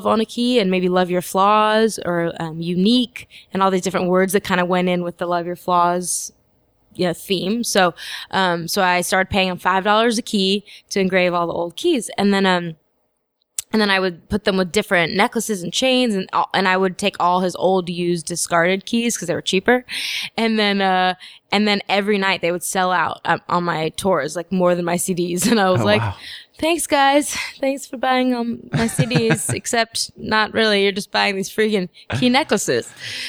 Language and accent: English; Los Angeles, California, United States; Born and raised in Los Angeles.